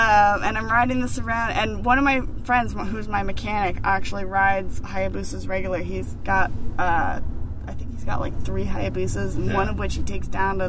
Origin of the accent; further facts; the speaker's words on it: Berkeley, California, United States; now in San Francisco, United States; I live in San Francisco, but I'm from Berkeley originally.